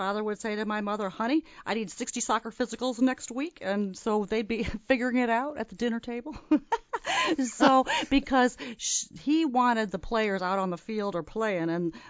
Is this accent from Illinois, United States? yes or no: yes; Wheaton, Illinois, United States; I grew up in Wheaton, Illinois, which is a Midwestern college town. Wheaton College is in Wheaton, Illinois, and my parents both worked at that college, so I grew up on a college campus.